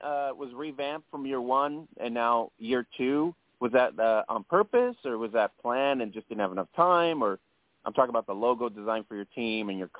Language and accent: English; Las Vegas, Nevada, United States; I'm originally from Las Vegas and I want to watch my Vegas team, right?